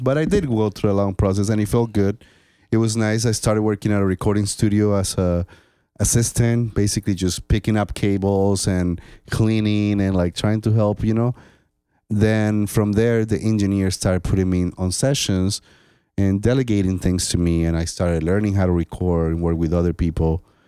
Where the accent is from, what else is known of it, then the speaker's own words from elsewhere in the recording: Colombia; moved away as an adult; now in United States; I was born in Colombia. So in my country